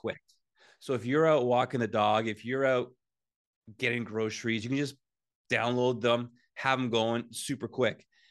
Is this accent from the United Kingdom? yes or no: no; Whitby, Ontario, Canada; I'm from Whidbey. Uh, I love growing up in Whidbey